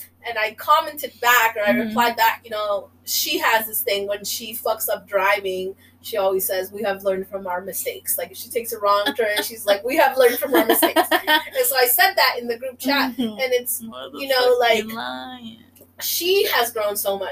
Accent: Oregon, United States; accent: Mexican; also born or lived in Bronx, New York; now in New York, United States; I'm from Oregon, about an hour away from Portland

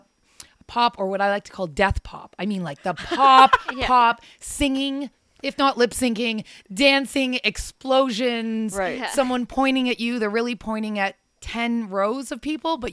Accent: St. Catharines, Ontario, Canada; I grew up in St. Catharines

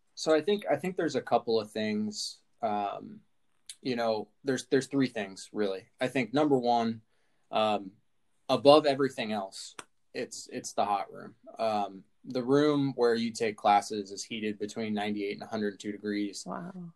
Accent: Columbus, Ohio, United States; moved away as an adult; I grew up in Columbus

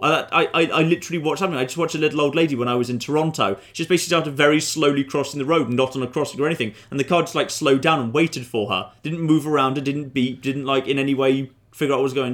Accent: United Kingdom; I'm a British citizen by birth, but I'm half Canadian by blood

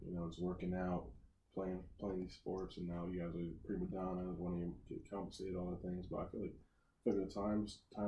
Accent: Fogelsville, Pennsylvania, United States; moved away as an adult; now in New Albany, United States; I'm from a place called Fogelsville, Pennsylvania

